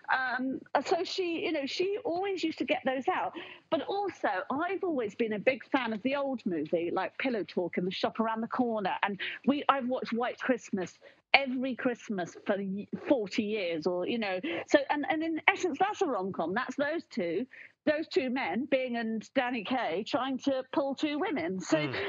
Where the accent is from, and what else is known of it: United Kingdom